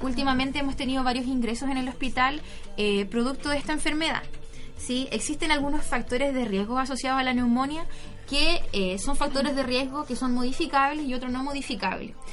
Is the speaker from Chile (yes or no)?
yes; Coyhaique, Aysén, Chile; yo soy de Coyhaique